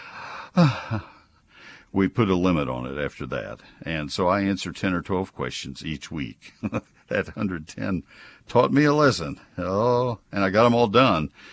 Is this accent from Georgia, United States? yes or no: no; College Station, Texas, United States; also born or lived in Alpine, Texas / Ohio; I grew up in College Station